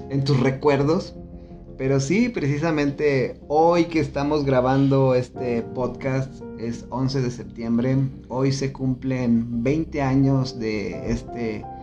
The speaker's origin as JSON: {"language": "Spanish", "town": "Celaya", "region": "Guanajuato", "country": "Mexico", "lives_now": "León, Mexico", "said": "yo ya estaba viviendo aquí en León. Yo me vine de Celaya a estudiar"}